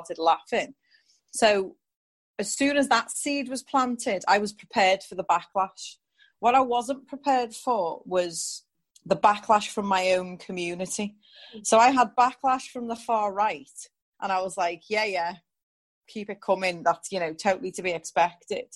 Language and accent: English; England, United Kingdom; also born or lived in New York; growing up in England in the 1980s as a mixed race child with light skin